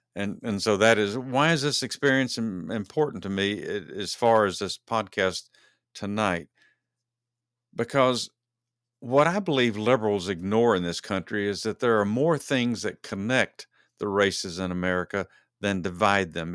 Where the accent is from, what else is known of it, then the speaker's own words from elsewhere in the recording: Dallas, Texas, United States; both Dennis Lee and I are fans of the Dallas Cowboys because we are from Dallas, Texas